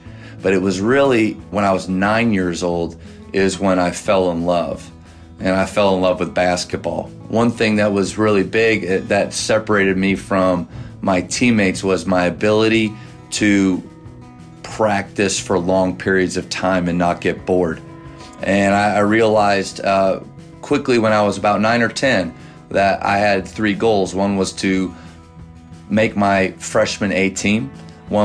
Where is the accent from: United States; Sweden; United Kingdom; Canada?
United States; Berwick, Pennsylvania; moved away as an adult; also born or lived in Waco, Texas; So I grew up in Eastern Pennsylvania in a small little town called Berwick, PA. And my family and I were very active in church.